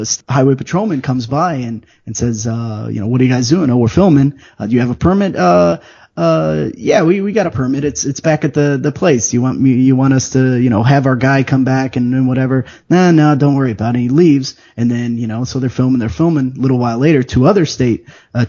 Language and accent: English; Chicago, Illinois, United States; And I grew up in Chicago.